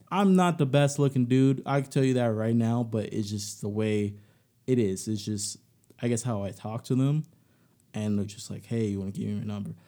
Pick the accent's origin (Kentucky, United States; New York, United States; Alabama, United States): Alabama, United States; I'm from Alabama, so, you know, my family, they go for Bama